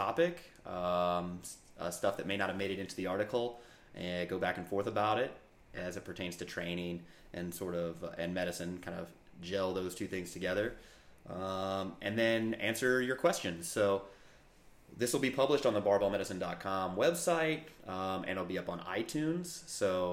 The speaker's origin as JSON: {"language": "English", "town": "St. Louis", "region": "Missouri", "country": "United States", "tie": "born or raised there", "also_born_or_lived": "Virginia", "moved": "as an adult", "lives_now": "United States (West Coast)", "said": "originally born and raised in St. Louis, Missouri"}